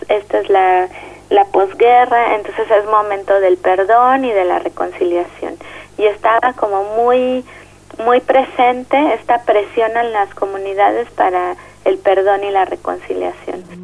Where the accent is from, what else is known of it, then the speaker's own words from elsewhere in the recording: Mexico City, Mexico; soy de la Ciudad de México